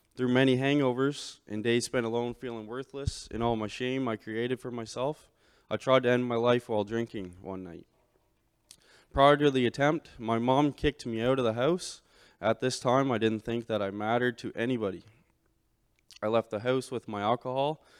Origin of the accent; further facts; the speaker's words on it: St. Stephen, New Brunswick, Canada; I was born and raised in Saint Stephen, New Brunswick.